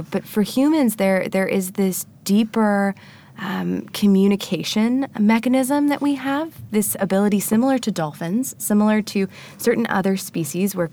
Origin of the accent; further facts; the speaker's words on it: Annapolis, Maryland, United States; I started a meetup in my hometown